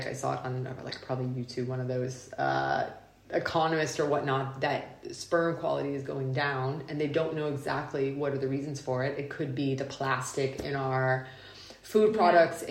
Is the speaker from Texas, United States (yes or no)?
yes; Texas, United States; moved away; I'm from Texas